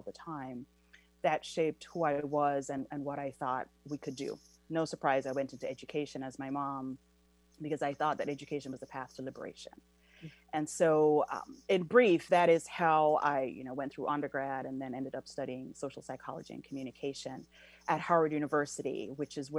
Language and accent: English; Jamaica; moved away as an adult; now in United States; I was born and raised in Jamaica and then came here for tertiary education.